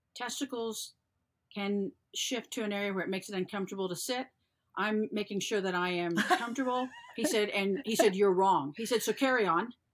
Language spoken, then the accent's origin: English; the South, United States; I was born and raised in the South